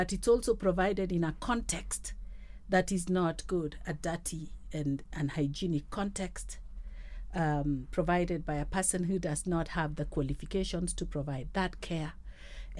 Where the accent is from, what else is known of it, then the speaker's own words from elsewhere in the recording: Kenya; as a Kenyan